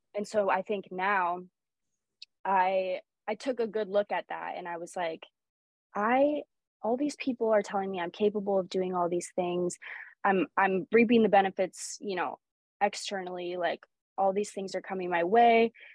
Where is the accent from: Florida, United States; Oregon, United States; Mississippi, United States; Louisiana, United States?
Oregon, United States; Sherwood; also born or lived in Lisbon, Portugal; I basically spent my whole life growing up here um, in Oregon